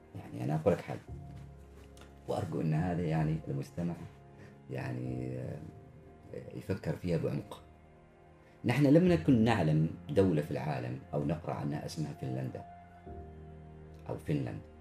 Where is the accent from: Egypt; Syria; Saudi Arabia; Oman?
Oman; أنا من سلطنة عمان